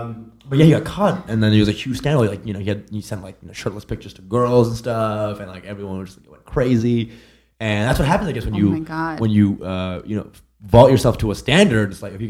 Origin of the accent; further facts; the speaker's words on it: Plano, Texas, United States; Dallas, Texas. So in Plano, Texas, a little north of Dallas.